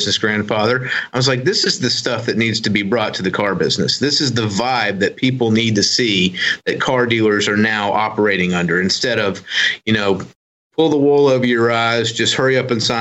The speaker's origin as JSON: {"language": "English", "town": "Gulfport", "region": "Mississippi", "country": "United States", "tie": "born or raised there", "also_born_or_lived": "Ocean Springs, Mississippi", "said": "I was born in Ocean Springs Hospital. But I am born and raised in Gulfport"}